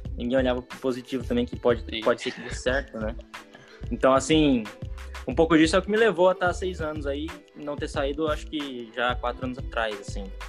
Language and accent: Portuguese; Foz do Iguaçu, Paraná, Brazil; Eu nasci em Foz do Iguaçu, Paraná, resido aqui em Foz do Iguaçu, Paraná ainda